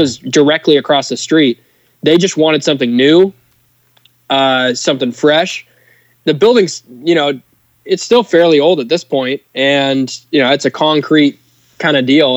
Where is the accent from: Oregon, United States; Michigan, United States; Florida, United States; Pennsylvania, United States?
Oregon, United States; Portland; being in my hometown